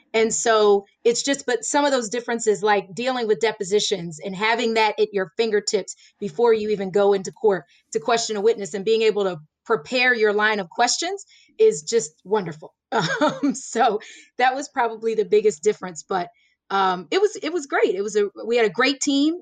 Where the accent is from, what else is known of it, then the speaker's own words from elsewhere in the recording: Florida, United States; now in Pennsylvania, United States; I grew up in Florida